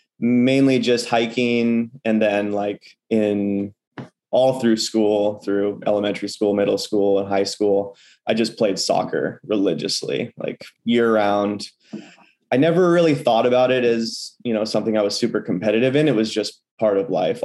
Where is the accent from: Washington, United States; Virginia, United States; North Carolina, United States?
Washington, United States; Port Townsend; now in Seattle, United States; I grew up in Port Townsend, which is a small town on the Olympic Peninsula here in Washington State